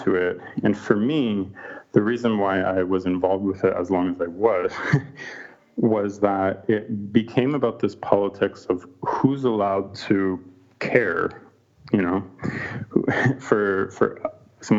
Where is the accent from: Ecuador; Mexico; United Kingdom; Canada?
Canada; moved away; my home country of Canada